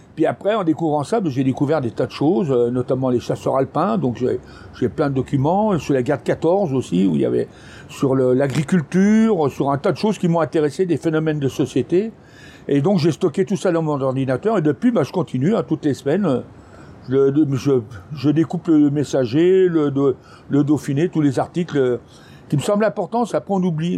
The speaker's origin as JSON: {"language": "French", "country": "France", "tie": "born or raised there", "moved": "yes", "said": "je suis parti de Bioche"}